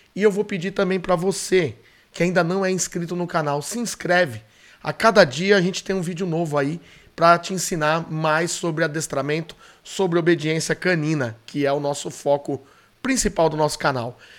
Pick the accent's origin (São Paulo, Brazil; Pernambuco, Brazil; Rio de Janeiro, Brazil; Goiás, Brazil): São Paulo, Brazil; onde eu morava, onde eu nasci, na zona norte de São Paulo, na Vila Maria